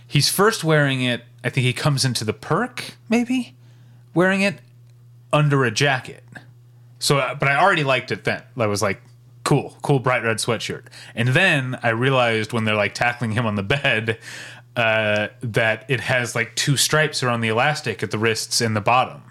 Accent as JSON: {"language": "English", "country": "United States", "said": "I'm gonna be an American"}